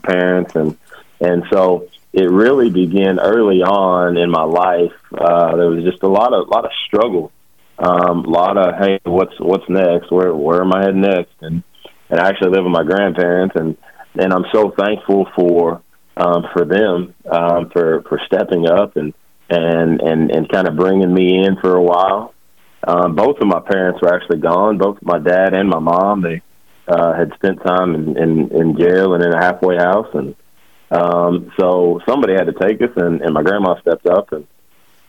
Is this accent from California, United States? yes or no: no; Rose Pine, Louisiana, United States; also born or lived in DeRidder, Louisiana / Lake Charles, Louisiana; I was born in DeRidder. I lived in Rose Pine, Louisiana for, probably 10, 11 years growing up